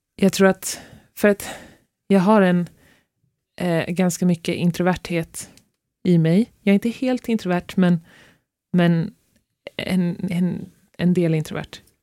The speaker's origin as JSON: {"language": "Swedish", "town": "Stockholm", "region": "Stockholm County", "country": "Sweden", "tie": "born or raised there", "moved": "as an adult", "lives_now": "Norway", "said": "vi är båda uppvuxna i Stockholm"}